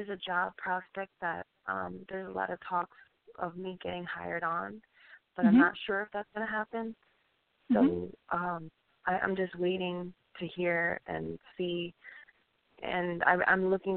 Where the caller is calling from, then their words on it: Colorado, United States; I'm calling from Colorado.